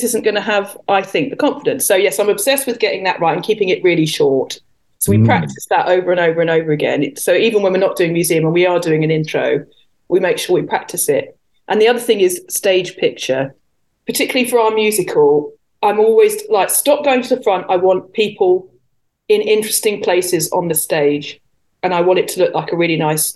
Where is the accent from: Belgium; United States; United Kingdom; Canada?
United Kingdom; England; I am English after all